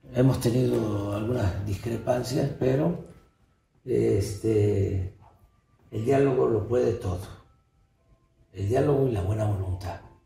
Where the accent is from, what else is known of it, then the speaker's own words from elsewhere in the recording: Mexico; nuestro país